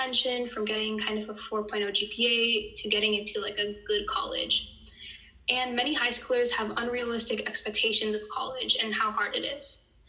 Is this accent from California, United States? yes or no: yes; Silicon Valley, California, United States; growing up in Silicon Valley